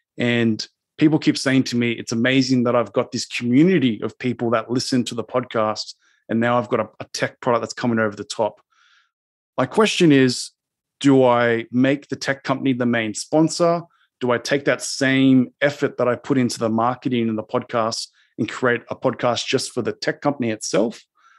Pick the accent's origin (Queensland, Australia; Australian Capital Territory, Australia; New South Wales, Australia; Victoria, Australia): New South Wales, Australia; Sydney; Sydney, Australia.